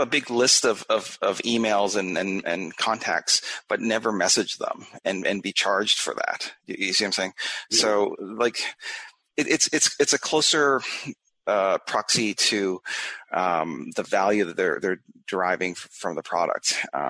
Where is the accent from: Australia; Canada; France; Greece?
Canada; moved away as an adult; now in United States; Yeah, I immigrated to the USA from Canada. It's not a huge move.